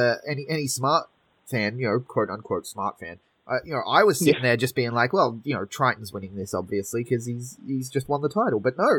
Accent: Sydney, New South Wales, Australia; I grew up in a pretty bad area myself in Western Sydney. I grew up in Mount Druitt, which people may know from the ABC series Struggle Street.

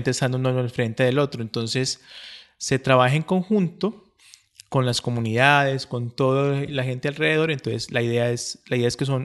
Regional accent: Colombia; now in Medellín, Colombia; yo no soy, yo incluso no soy de Medellín, yo soy de otra ciudad más lejana, entonces me vine para Medellín porque en, esa, en ese momento solamente existían dos planetarios en Colombia

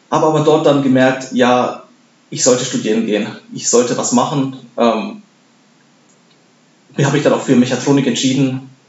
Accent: Bavaria, Germany; now in Darmstadt, Germany; zum einen wollte ich äh, in der Nähe studieren, wo ich aufgewachsen bin. Ich komme aus Bayern.

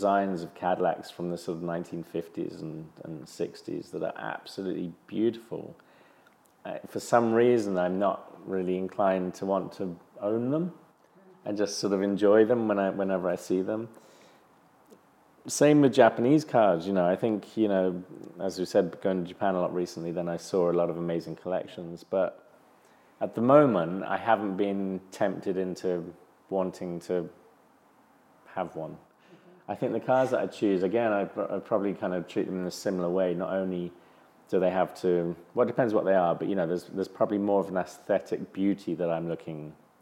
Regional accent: England, United Kingdom; growing up in England

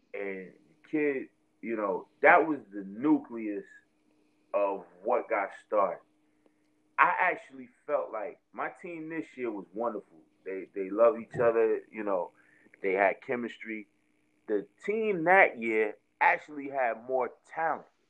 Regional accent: Jersey City, New Jersey, United States; I'm from Jersey City. I'm from Martin Luther King Drive in Jersey City.

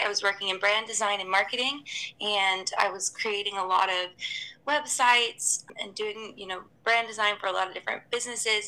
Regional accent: Atlanta, Georgia, United States; moved away as an adult; also born or lived in Los Angeles; now in Hong Kong; I'm originally from Atlanta, from the U.S., and then I moved to Hong Kong in 2015

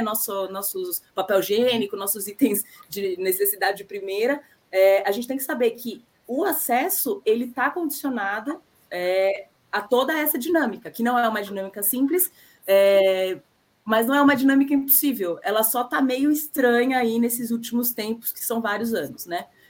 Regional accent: Brazil; now in Paraguay; enquanto brasileiros

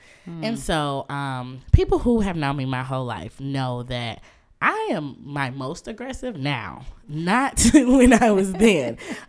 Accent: Muskegon, Michigan, United States; So I'm originally from Muskegon, Michigan, which is on the other side of the state. Yes, shout out to 231 over everything all the time.

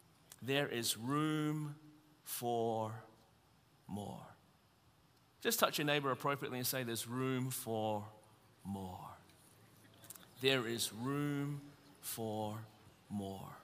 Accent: Melbourne, Victoria, Australia; born or raised there; now in Anderson, United States

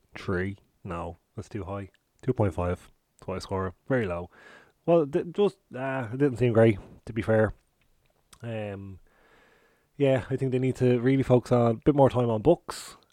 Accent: Ireland; us as Irish people

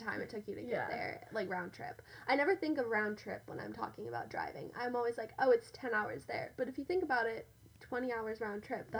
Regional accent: Colorado, United States; Because also, I grew up mainly in Colorado, and so it's very similar to mm-hmm. Utah.

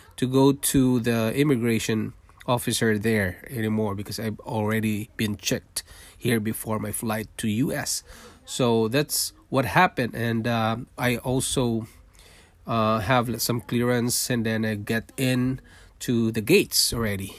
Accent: Manila, Metro Manila, Philippines; moved away as an adult; also born or lived in Singapore; now in Toronto, Canada; I was born in Philippines. I'm a Filipino, and I worked in Singapore for five years, leaving my family behind in Philippines, and then we decided to immigrate to Canada

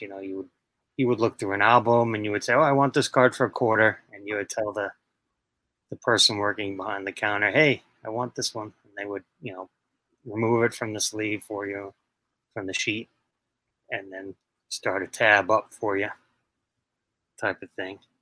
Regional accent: New York City, New York, United States; I was born and raised in Queens, New York

